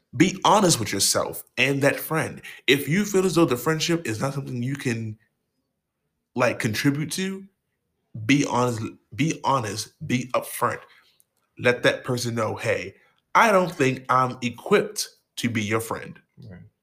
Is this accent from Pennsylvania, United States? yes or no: no; Baltimore, Maryland, United States; I'm from Baltimore, motherfucking Maryland